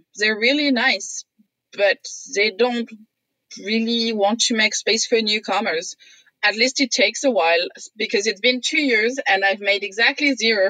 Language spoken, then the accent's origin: English; Toulon, Provence-Alpes-Côte d'Azur, France; born or raised there; first language French; English is a second language; moved away as an adult; also born or lived in Oxford, England; now in Victoria, Canada